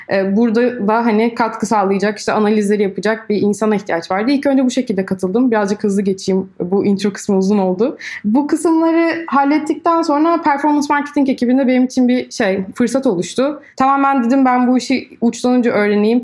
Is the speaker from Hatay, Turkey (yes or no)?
no; İzmir, Turkey; moved away as an adult; also born or lived in Istanbul; Aslen İzmirliyim.